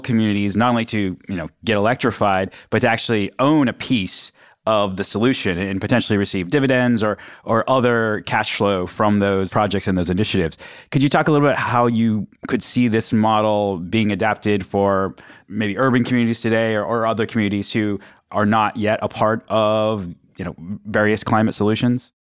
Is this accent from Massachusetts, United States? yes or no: no; Western Pennsylvania, United States; I'm actually from Western Pennsylvania, this steel cold country